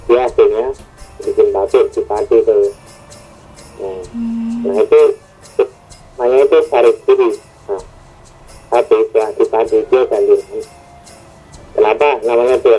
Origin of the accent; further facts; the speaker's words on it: Pati, Central Java, Indonesia; aku kan kebetulan dari Pati ya